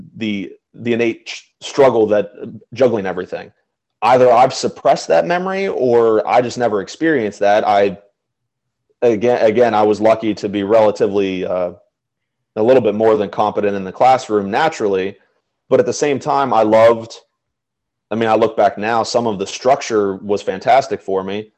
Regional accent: Chambersburg, Pennsylvania, United States; moved away; I was living in my hometown of Chambersburg

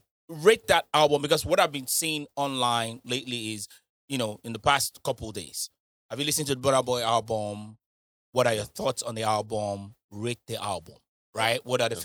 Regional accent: Nigeria; as a Nigerian

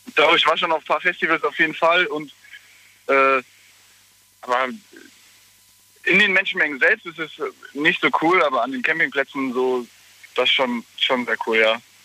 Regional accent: Waldbreitbach, Rhineland-Palatinate, Germany; ich komme aus Waldbreitbach.

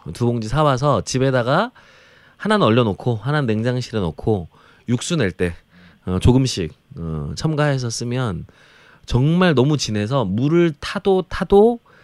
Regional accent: Jeolla, South Korea; 그래서 저는 전라도 출신인데

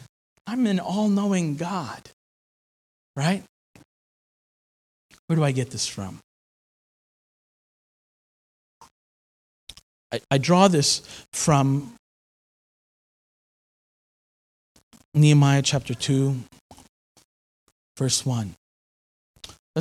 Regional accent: New York, United States; now in Philadelphia, United States; As a New Yorker, that's hard because, you know, New Yorkers want to hustle, and we're known for our hustle and bustle.

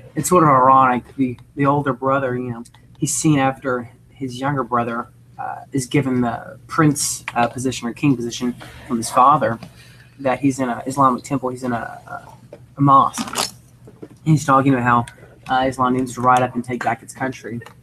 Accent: United States; we are fairly arrogant as American people.

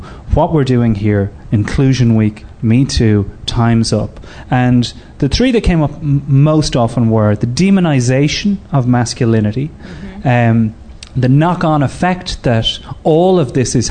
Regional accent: Ireland; accent: Irish; like most Irish men in comedy

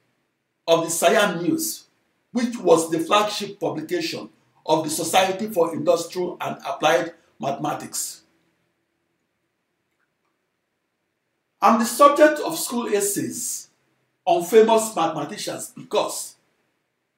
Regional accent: Onitsha, Anambra, Nigeria; my hometown of Onitsha, Nigeria

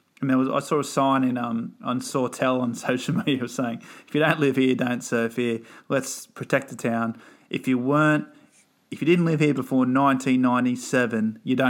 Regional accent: Redhead, New South Wales, Australia; When I was a young, first growing up in Redhead

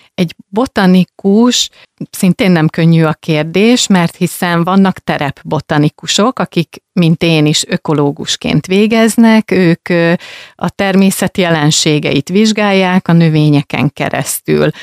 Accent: Rákóczifalva, Jász-Nagykun-Szolnok, Hungary; moved away; falváról jöttem, hát természetesen nem ott születtem, viszont ott töltöttem a, az első éveket

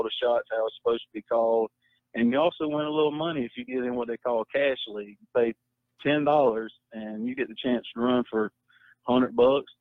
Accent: South Carolina, United States; I'm from South Carolina

